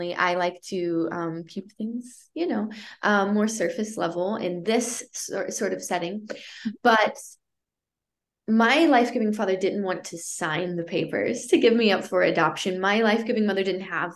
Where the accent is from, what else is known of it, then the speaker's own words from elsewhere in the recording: East St. Louis, Illinois, United States; I was born in the East St. Louis area from two parents that were struggling a whole lot